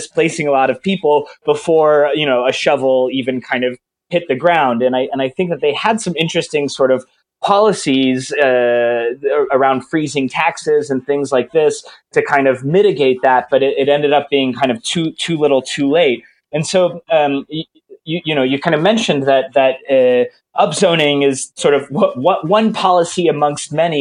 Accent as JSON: {"language": "English", "town": "Atlanta", "region": "Georgia", "country": "United States", "moved": "yes", "said": "I'm from Atlanta originally"}